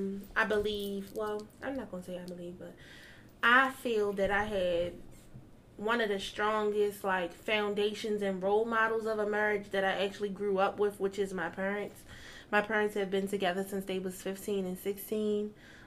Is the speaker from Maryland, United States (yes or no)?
yes; Baltimore, Maryland, United States; I'm from Baltimore.